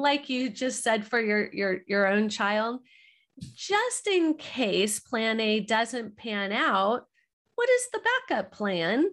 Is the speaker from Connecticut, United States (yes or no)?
no; Southern California, United States; We're from Southern California.